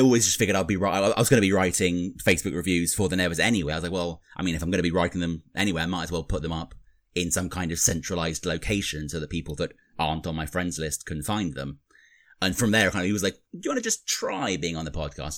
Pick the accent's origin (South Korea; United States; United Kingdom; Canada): United Kingdom; accent: British; I'm the Brit here.